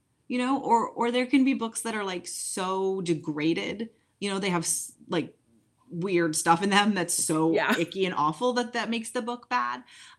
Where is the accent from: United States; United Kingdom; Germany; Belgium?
United Kingdom; England; Growing up in England, Enid Blyton is a children's author for both genders